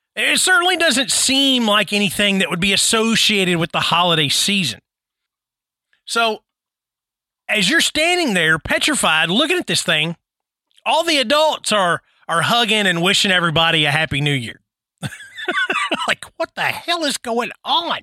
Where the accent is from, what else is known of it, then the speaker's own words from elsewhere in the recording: Tennessee, United States; I'm from Tennessee.